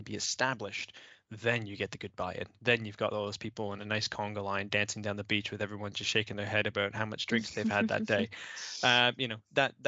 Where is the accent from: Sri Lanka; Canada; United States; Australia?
Canada; now in United Kingdom; I'm from Canada originally